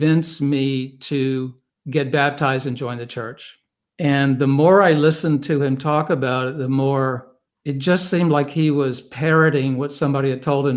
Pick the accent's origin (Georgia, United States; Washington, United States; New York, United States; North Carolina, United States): North Carolina, United States; Wentworth; moved away as an adult; also born or lived in Baltimore; I was born and raised in North Carolina in a small village called Wentworth, which is outside of a small town called Reidsville